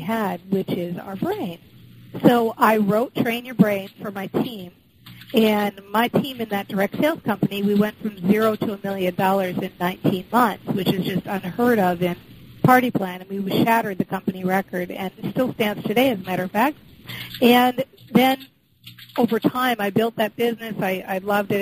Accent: Minnesota, United States; I was raised in the Midwest in Minnesota

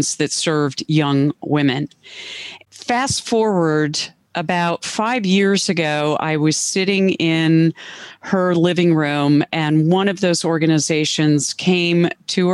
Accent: Cleveland, Ohio, United States; moved away as an adult; I moved back to Cleveland, my hometown

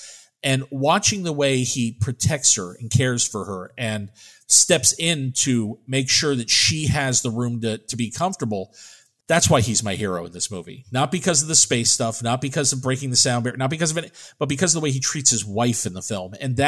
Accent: Florida, United States; I grew up in Florida. I lived in Florida for a long time. I lived near Cape Canaveral.

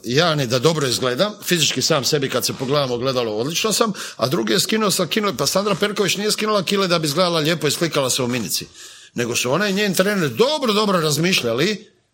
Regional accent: Zagreb, City of Zagreb, Croatia; also born or lived in London; kod nas u Zagrebu

